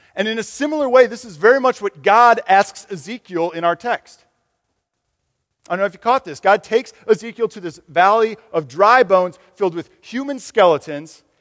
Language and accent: English; Michigan, United States; moved away; I'm, I'm from Michigan